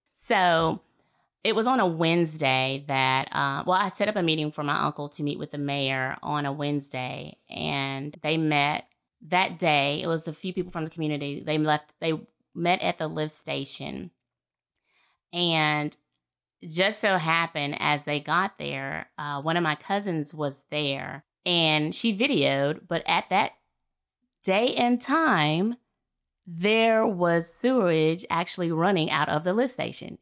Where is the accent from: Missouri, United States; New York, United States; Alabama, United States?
Alabama, United States; Fairhope; moved away as an adult; I'm born and raised here in Fairhope, Alabama